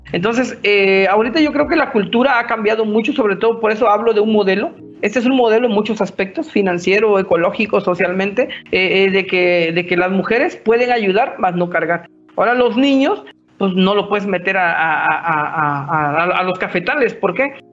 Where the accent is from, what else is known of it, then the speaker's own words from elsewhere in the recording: Mexico; somos mexicanos